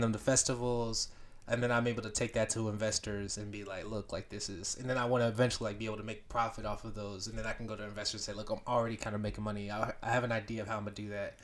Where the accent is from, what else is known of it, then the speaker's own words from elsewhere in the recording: Beaufort, Georgia, United States; I grew up in Beaufort, Georgia, which is about, like, forty-five minutes to n, an hour north of Atlanta